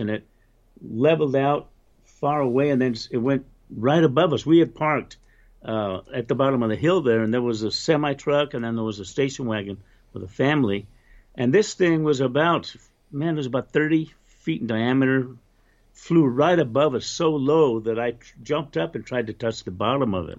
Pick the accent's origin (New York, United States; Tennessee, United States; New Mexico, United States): New Mexico, United States; Roswell; also born or lived in Loving, New Mexico; I grew up in Roswell, New Mexico